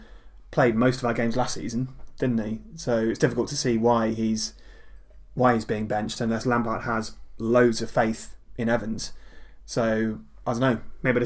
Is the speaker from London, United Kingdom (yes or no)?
yes; Plaistow, London, United Kingdom; born there; I was born in Plaistow, London, and I'm currently 53 years of age.